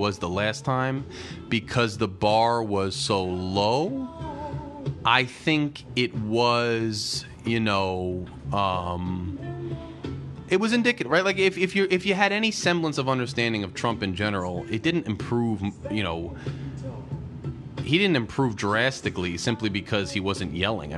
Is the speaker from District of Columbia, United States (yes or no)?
no; New Jersey, United States; I'm from Jersey. I'm from the Northeast